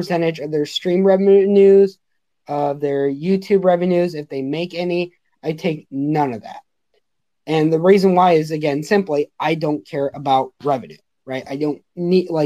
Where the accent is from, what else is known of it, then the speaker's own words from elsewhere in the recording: Los Angeles, California, United States; moved away; I'm originally from Los Angeles.